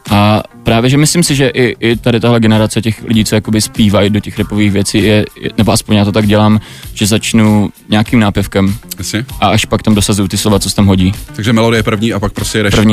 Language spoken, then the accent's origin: Czech; Brno, South Moravian Region, Czechia; also born or lived in Chișinău, Moldova; jsem se narodil v Moldavsku v Kišněvě okay. a byl jsem tam dva roky